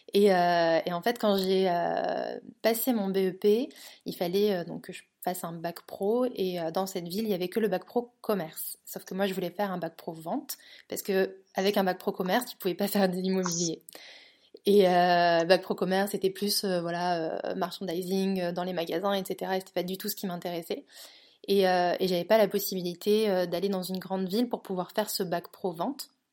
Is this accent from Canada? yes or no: no; northern France, France; also born or lived in Toulouse / London; now in Barcelona, Spain; je suis originaire du nord de la France à la base, euh, mais ensuite j'ai vécu 10 ans à Toulouse